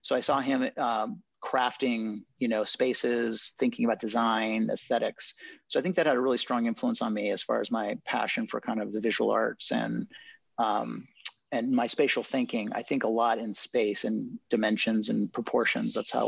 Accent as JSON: {"language": "English", "region": "California", "country": "United States", "tie": "born there", "said": "So I was born in Marin County in California to hippie parents."}